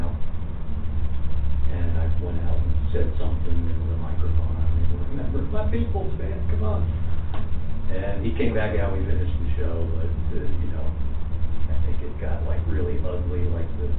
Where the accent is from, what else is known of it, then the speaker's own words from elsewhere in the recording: Bethlehem, Pennsylvania, United States; moved away; my hometown of Bethlehem, PA, so my parents were there.